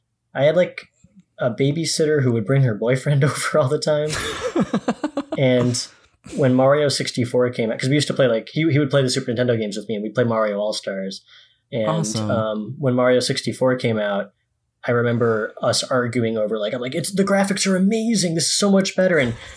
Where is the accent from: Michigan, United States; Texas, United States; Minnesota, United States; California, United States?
Michigan, United States; West Bloomfield; This is West Bloomfield, Michigan, which is a—